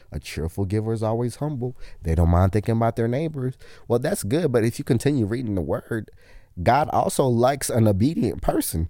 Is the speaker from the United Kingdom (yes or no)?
no; Kenya; I'm Kenyan